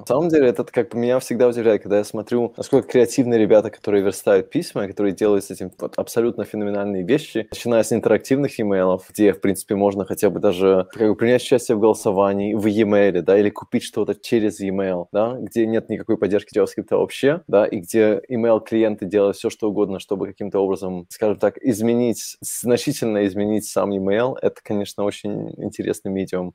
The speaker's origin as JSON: {"language": "Russian", "region": "Minsk", "country": "Belarus", "tie": "born or raised there", "moved": "as an adult", "lives_now": "Germany", "said": "я родился сам в Минске в тысяча девятьсот восьмидесятом году, восьмой февраля, если это кого-то интересует. И где-то около двухтысячного года я приехал в Германию"}